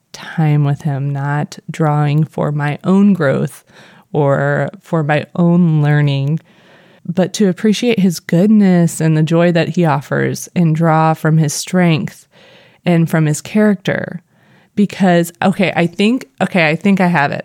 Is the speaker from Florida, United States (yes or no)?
no; Missouri, United States; accent: Missouri; my Missouri accent